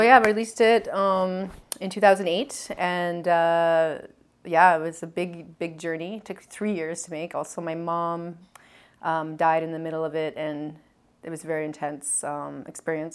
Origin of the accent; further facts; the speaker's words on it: Edmonton, Alberta, Canada; now in Montreal, Canada; This is all in Alberta. Yeah, I grew up in Edmonton.